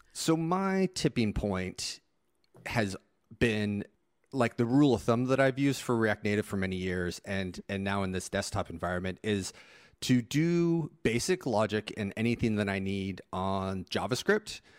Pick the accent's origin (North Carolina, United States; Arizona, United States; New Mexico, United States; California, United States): Arizona, United States; Phoenix